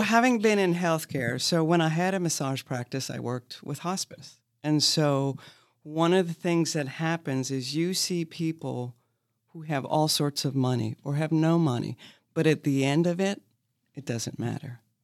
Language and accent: English; Maine, United States; now in Lexington, United States; I'm from Maine